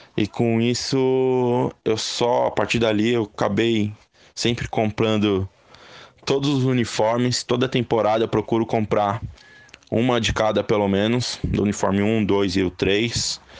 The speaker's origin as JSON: {"language": "Portuguese", "region": "São Paulo", "country": "Brazil", "said": "eu sou de São Paulo, capital, tenho 37 anos"}